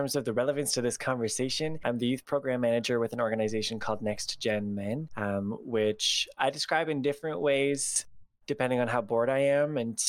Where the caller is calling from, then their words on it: Toronto, Ontario, Canada; My pronouns are he and him, and I'm calling from Toronto, Ontario, Canada.